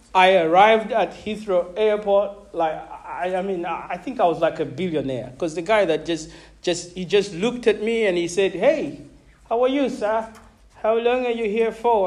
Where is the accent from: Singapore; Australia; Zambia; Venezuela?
Zambia; moved away as an adult; also born or lived in Malawi; now in United Kingdom; I grew up uh, a foreigner in Zambia.